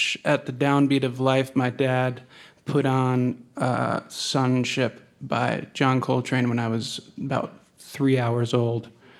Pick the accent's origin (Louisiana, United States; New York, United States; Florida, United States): New York, United States; New York City; I grew up in New York City, so that was also another breeding ground of wonders.